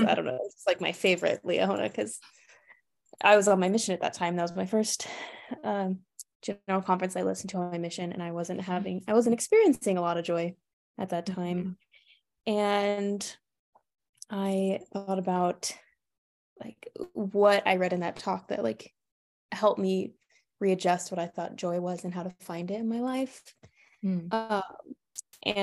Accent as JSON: {"language": "English", "town": "Monroe", "region": "Louisiana", "country": "United States", "moved": "as an adult", "lives_now": "North Carolina, United States", "said": "I am from Monroe, Louisiana"}